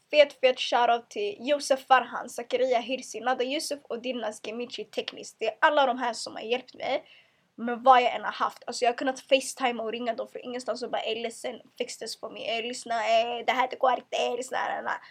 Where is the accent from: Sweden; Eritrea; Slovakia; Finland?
Eritrea; Jag vill aldrig behöva skämmas för att jag är muslim, för att jag är kvinna, för att jag är svart. Eller för att jag är eritrean, eller för att jag kommer från eh, eh, jag kommer från trakten.